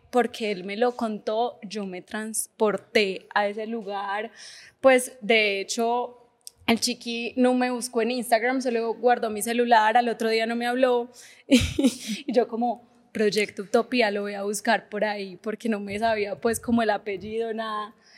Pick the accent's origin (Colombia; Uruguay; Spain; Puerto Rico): Colombia; Paisa, Antioquia; yo soy paisa, pues repaisa